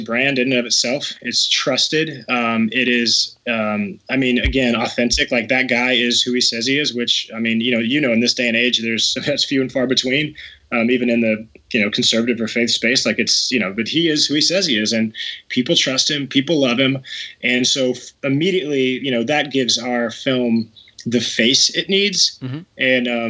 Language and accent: English; Texas, United States; I grew up in Texas